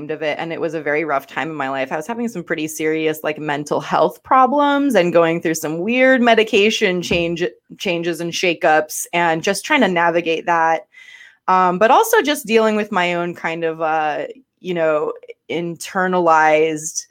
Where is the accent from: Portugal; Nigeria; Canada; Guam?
Guam; now in Atlanta, United States; I'm originally from Guam, a little island called Guam.